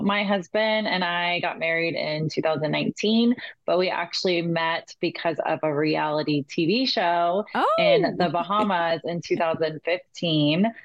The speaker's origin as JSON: {"language": "English", "region": "California", "country": "United States", "said": "I was from California."}